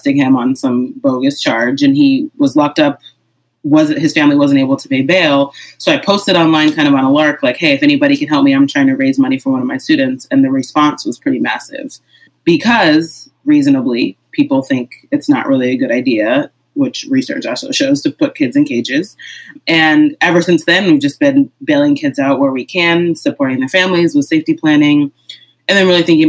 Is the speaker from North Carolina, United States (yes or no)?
no; Amherst, Massachusetts, United States; in my community growing up in Amherst, Massachusetts